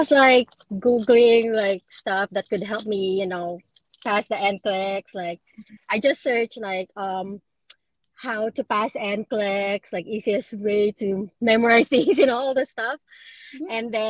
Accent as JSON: {"language": "English", "region": "New Jersey", "country": "United States", "said": "I'm from New Jersey."}